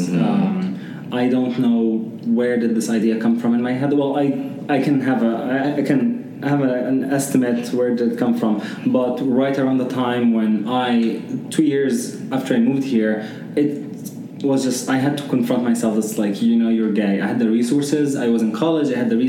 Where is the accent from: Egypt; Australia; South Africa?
Egypt; growing up in Egypt, one, I think, of the most vicious things there is the erasure of even the space, the LGBTQ space or discussion.